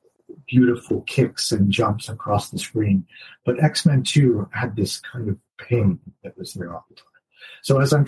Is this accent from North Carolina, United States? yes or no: yes; North Carolina, United States; moved away as an adult; now in Cambridge, United Kingdom; I grew up in North Carolina in the United States